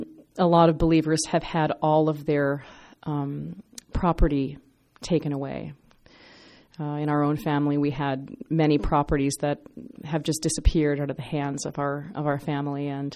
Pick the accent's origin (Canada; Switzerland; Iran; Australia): Iran; I'm Persian